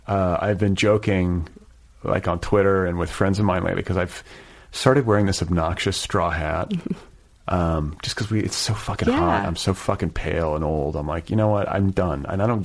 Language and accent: English; Wisconsin, United States; I grew up in Wisconsin.